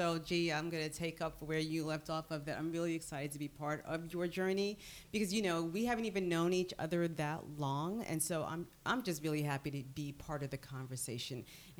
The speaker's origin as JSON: {"language": "English", "town": "New York City", "region": "New York", "country": "United States", "tie": "born or raised there", "moved": "yes", "lives_now": "Florida, United States", "said": "I am originally from New York, and I was actually born in Brooklyn, but my parents are from the West Indies. So my dad is from Jamaica, and my mom is from Nevis."}